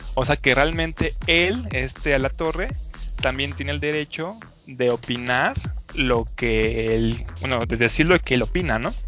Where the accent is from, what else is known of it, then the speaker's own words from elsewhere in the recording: Mexico; yo soy el mexicano